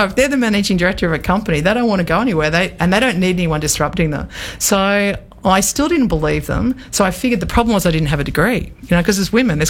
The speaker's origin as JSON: {"language": "English", "country": "Australia", "also_born_or_lived": "New York", "said": "So I came home to Australia. I'd been living in New York for the best part"}